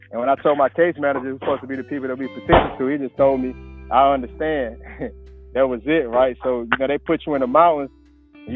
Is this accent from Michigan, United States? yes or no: no; Raleigh, North Carolina, United States; now in Winston-Salem, United States; I'm from Raleigh, North Carolina